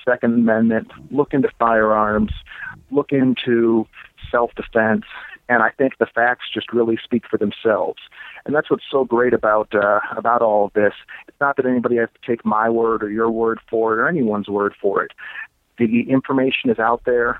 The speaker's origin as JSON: {"language": "English", "town": "Chicago", "region": "Illinois", "country": "United States", "tie": "born or raised there", "also_born_or_lived": "Davenport, Iowa", "moved": "as an adult", "lives_now": "Bettendorf, United States", "said": "I grew up in the south suburbs of Chicago"}